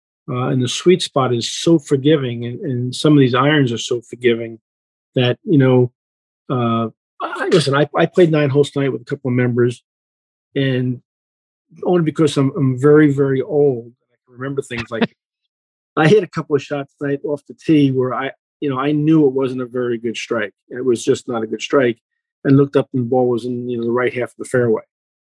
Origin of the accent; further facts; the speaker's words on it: Northeast, United States; I grew up in the Northeast on golf courses like Winfoot and Westchester